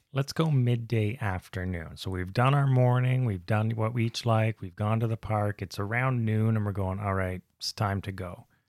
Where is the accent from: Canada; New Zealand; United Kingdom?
Canada; I'm Canadian